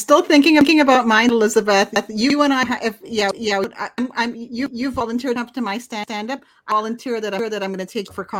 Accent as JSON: {"language": "English", "country": "Canada", "said": "we're Canadian."}